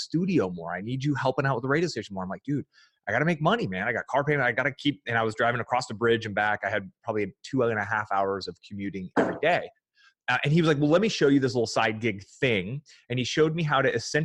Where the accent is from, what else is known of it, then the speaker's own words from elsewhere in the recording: Fremont, California, United States; I grew up in the San Francisco Bay Area